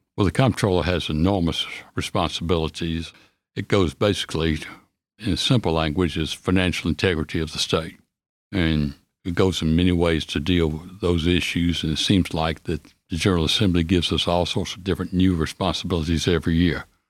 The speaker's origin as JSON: {"language": "English", "town": "Nashville", "region": "Tennessee", "country": "United States", "tie": "born or raised there", "also_born_or_lived": "California / Virginia / New York City", "said": "I moved from California when I was four months old and came back to Nashville, where I've lived"}